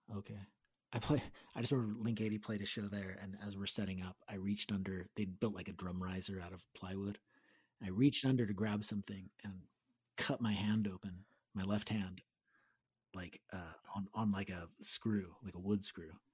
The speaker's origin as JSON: {"language": "English", "town": "Gilroy", "region": "California", "country": "United States", "tie": "born or raised there", "said": "Aaron and I grew up in Gilroy"}